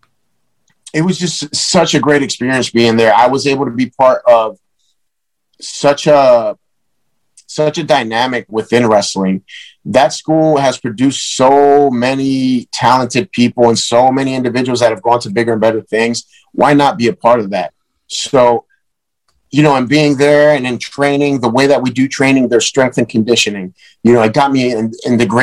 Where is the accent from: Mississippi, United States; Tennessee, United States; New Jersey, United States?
New Jersey, United States; Paulsboro; also born or lived in Puerto Rico / Newark, New Jersey; When I came from Puerto Rico, I was raised in New Jersey. So I moved to Newark, New Jersey, which was in North Jersey. I stayed there for a little bit, but ended up moving to Paulsboro, where I practically grew up